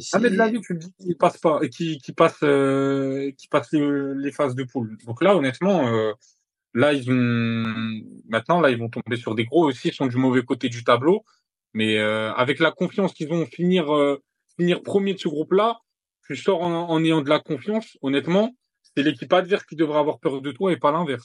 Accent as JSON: {"language": "French", "country": "Morocco", "said": "en tant que Marocain"}